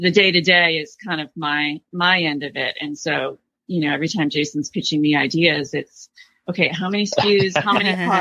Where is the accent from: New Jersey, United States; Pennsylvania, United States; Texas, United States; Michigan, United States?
Michigan, United States; moved away; I grew up in Michigan